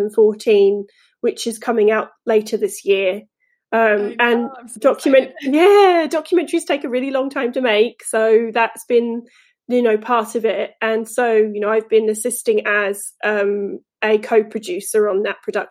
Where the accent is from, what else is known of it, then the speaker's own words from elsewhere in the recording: England, United Kingdom; moved away as an adult; now in United States; I am from England, as you might hear still, but I've lived in the US for 10 years now